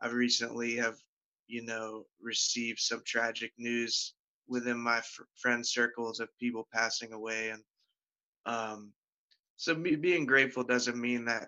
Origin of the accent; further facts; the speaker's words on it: Pittsburgh, Pennsylvania, United States; I live in Pittsburgh. I grew up in Pittsburgh